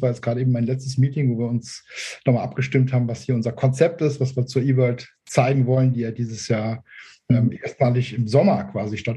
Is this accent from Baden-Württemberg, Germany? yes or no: no; Saarbrücken, Saarland, Germany; Also ich komme aus, äh, aus Saarbrücken.